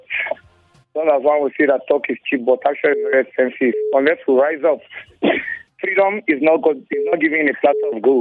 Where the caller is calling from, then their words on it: Jos, Plateau, Nigeria; I'm calling from Jos.